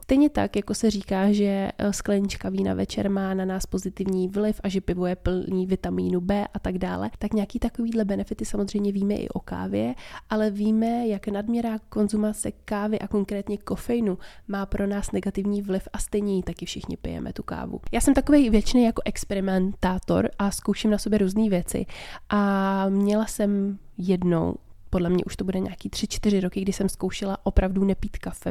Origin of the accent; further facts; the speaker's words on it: Czechia; My asi fakt jako Češi